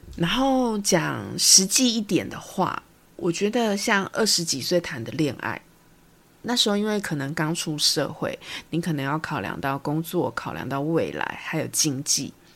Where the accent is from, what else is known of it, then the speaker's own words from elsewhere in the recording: Taiwan; accent: Taiwanese Mandarin; 我真的是台湾国语很严重